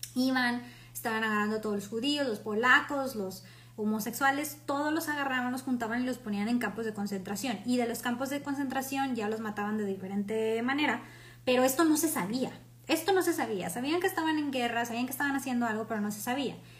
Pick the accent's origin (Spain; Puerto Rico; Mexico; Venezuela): Mexico; orgullosos como mexicanos o como latinos